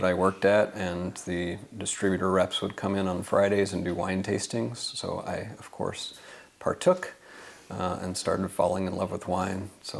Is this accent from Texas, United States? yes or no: yes; Texas, United States; moved away as an adult; also born or lived in Louisiana / Philippines / North Carolina / Caribbean; now in Portland, United States; before growing up in Texas, I was a military baby. My dad was Air Force, so spent a lot of time up until about fourth grade moving around from Philippines, North Carolina. I was actually born in Louisiana at Barksdale Air Force Base.